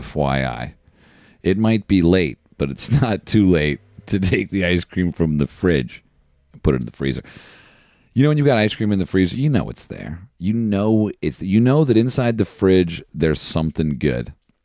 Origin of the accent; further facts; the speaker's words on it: New Jersey, United States; I'm from New Jersey. Hello.